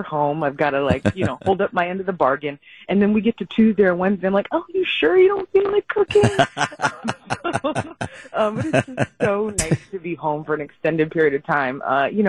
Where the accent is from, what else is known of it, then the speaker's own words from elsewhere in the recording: Virginia, United States; moved away; I grew up in Virginia